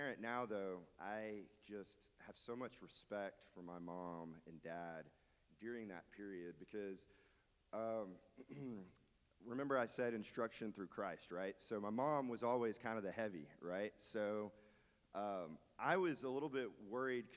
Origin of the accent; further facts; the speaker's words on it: Dallas, Texas, United States; now in Beaumont, United States; So I grew up in Dallas, Texas. I got to Beaumont as fast as I could